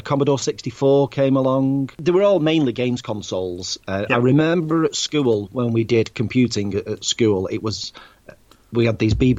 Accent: Swinton, North West England, United Kingdom; now in Bolton, United Kingdom; I'm originally from Manchester in England, a place called Swinton, and now in Bolton, which is 10 miles away, into Lancashire for about 15, 16 years, something like that. So I've not moved too far, but yep, north of England

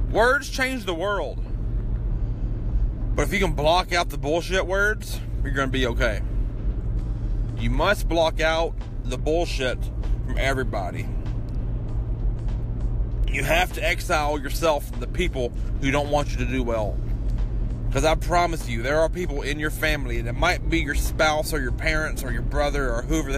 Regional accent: Kentucky, United States; my hometown in Kentucky

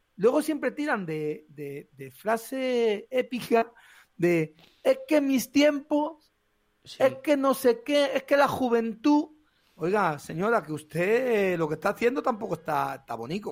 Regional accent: Carracedelo, Castile and León, Spain; yo soy de Carracedel, un pueblo del Bierzo, pequeñito

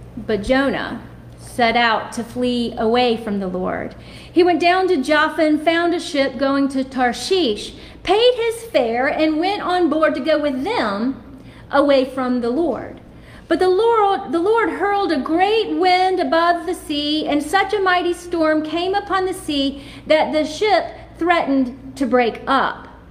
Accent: Salem, Virginia, United States; now in Charlotte, United States; which is in my hometown of Salem, Virginia

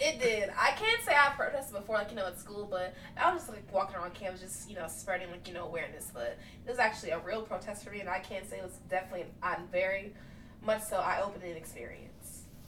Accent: Richmond, Virginia, United States; in my hometown city

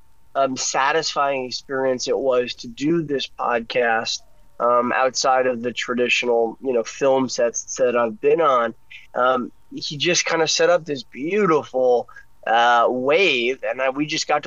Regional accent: Boston, Massachusetts, United States; I'm from Boston

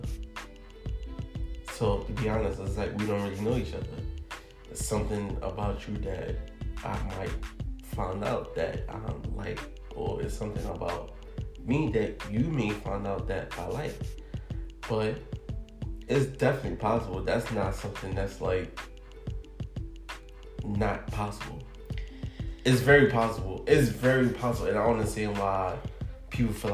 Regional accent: New York City, New York, United States; I'm from the Heights

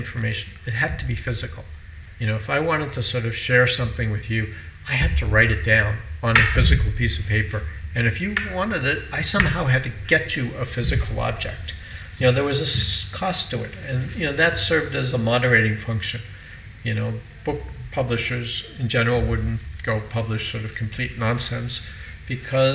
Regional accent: United States; I'm an American

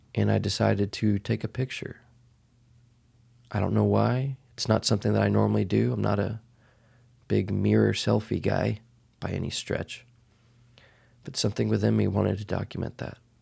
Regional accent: Dallas, Texas, United States; moved away as an adult; also born or lived in Boston / Los Angeles; I was born and raised in Texas.

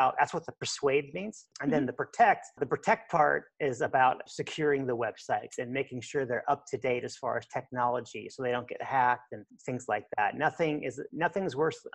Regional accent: Lincoln, Nebraska, United States; also born or lived in McAllen, Texas / Mexico; I was born and raised here in Lincoln

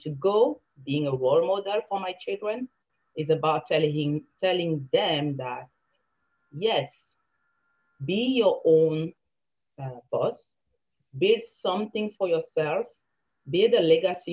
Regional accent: Cameroon; now in Canada; I came from Cameroon

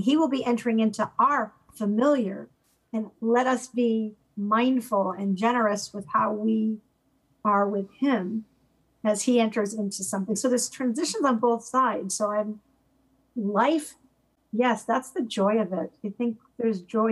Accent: Connecticut, United States; moved away as an adult; also born or lived in Auburn; I'm from Connecticut

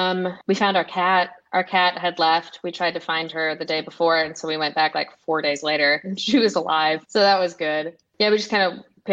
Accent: the South, United States; I would say that coming from the perspective of someone who's grown up here, it's very much community oriented. Everyone will make you feel welcome.

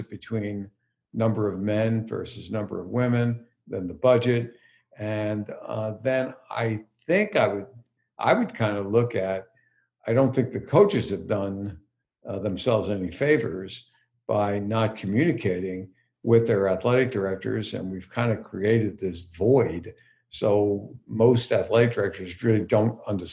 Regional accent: East Coast, United States; moved away; also born or lived in Midwest; we grew up on the East Coast

